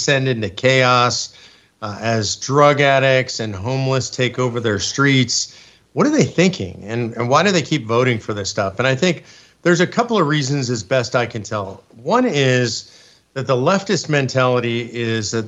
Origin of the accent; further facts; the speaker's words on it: Southern California, United States; moved away as an adult; also born or lived in Grass Valley, California; now in Austin, United States; I was born and raised in Southern California